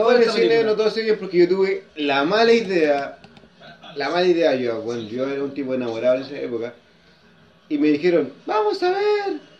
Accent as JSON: {"language": "Spanish", "country": "Chile", "said": "somos chilenos"}